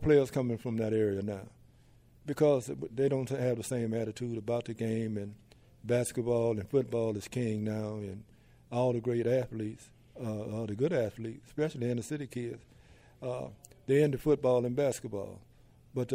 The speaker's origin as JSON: {"language": "English", "town": "Mobile", "region": "Alabama", "country": "United States", "tie": "born or raised there", "said": "I come from an area in Africatown Plateau, Mobile, that has 19 neighborhoods in my district."}